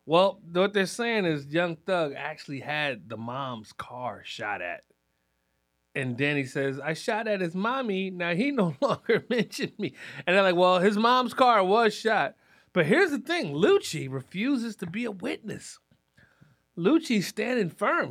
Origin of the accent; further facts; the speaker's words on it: Philadelphia, Pennsylvania, United States; I'm from Philadelphia